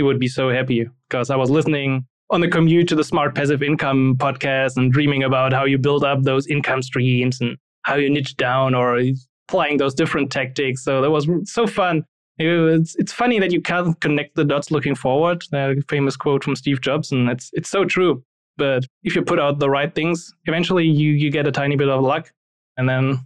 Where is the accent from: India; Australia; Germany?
Germany; English is a second language; I'm not a non-native speaker. I'm from Germany. In the beginning, I was never good in English